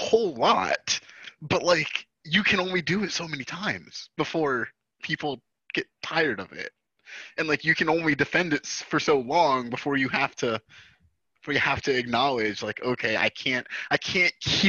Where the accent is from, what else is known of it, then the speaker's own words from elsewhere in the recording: Hoboken, New Jersey, United States; my hometown of Hoboken, New Jersey